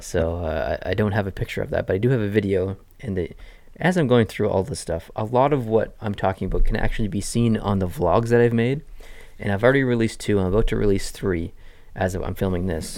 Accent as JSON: {"language": "English", "country": "Canada", "said": "as a Canadian going to America"}